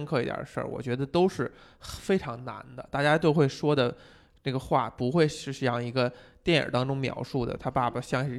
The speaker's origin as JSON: {"language": "Chinese", "country": "China", "said": "我们中国人照样"}